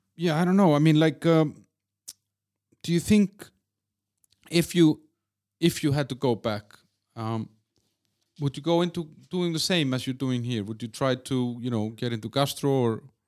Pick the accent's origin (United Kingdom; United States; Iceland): Iceland; from Iceland